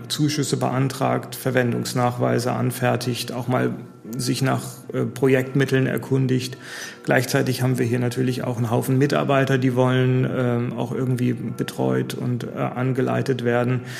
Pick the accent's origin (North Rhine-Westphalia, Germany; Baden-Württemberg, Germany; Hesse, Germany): Hesse, Germany; Taunus; moved away as an adult; also born or lived in Freiburg / Italy / Ruhr; now in Neuwied, Germany; aufgewachsen im Taunus